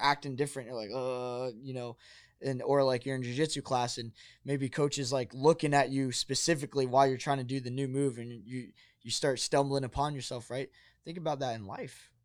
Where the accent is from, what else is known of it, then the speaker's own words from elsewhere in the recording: New Jersey, United States; now in Arizona, United States; I'm from New Jersey, so it's a little bit more of a different culture on the East Coast